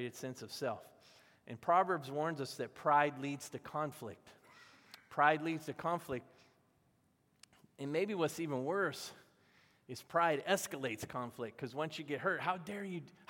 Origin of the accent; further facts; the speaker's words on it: the South, United States; I was growing up in the South